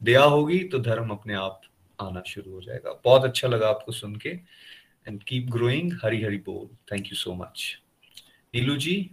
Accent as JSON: {"language": "Hindi", "country": "India", "tie": "born there", "said": "वाकई हम भारतवर्ष में पैदा हुए तो ये एक अपने आप में भगवान की ब्लेसिंग्स हैं"}